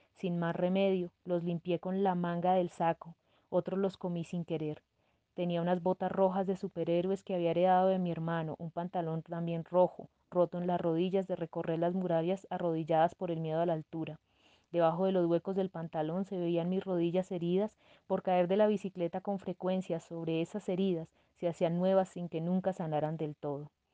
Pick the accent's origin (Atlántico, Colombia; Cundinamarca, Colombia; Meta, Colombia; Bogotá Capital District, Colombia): Cundinamarca, Colombia; Bojacá; moved away as an adult; also born or lived in Madrid, Cundinamarca / Bogotá / Hamburg, Germany; Soy nacida en Madrid, Cundinamarca, en el año 1985. Mi infancia transcurrió en un municipio cercano a Bogotá que se llama Oaxaca.